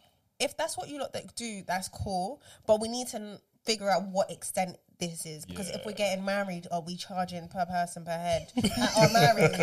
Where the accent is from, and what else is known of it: Uganda